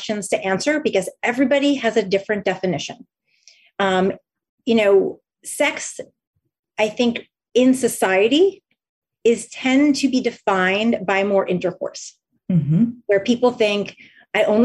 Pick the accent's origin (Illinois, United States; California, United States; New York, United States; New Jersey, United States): New Jersey, United States; I grew up in New Jersey